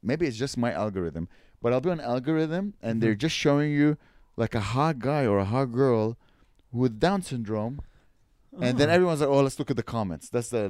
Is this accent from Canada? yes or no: no; United Kingdom; And it's like, I'm British. Can I use your library?